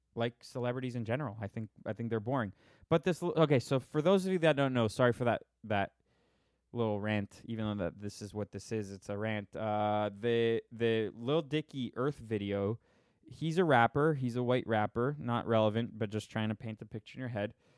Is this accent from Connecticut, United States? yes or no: no; Florida, United States; I'm from Florida